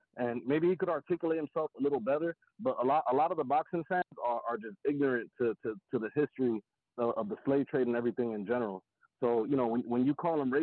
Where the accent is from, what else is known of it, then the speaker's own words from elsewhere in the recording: New Jersey, United States; I'm calling from New Jersey. I'm from North